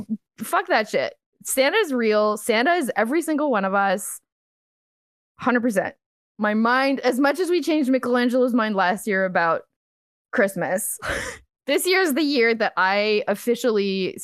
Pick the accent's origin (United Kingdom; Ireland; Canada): Canada; I mean, I'm French Canadian. It's all tradition.